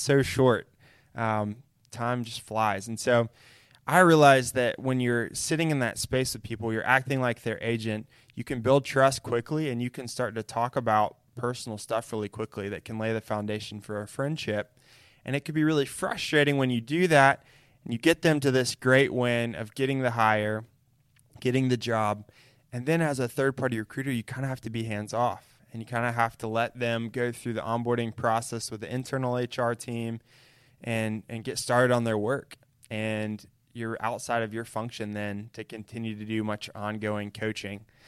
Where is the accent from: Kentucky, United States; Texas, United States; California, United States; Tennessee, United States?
Tennessee, United States; Chattanooga; I grew up in Chattanooga, Tennessee, where we are right now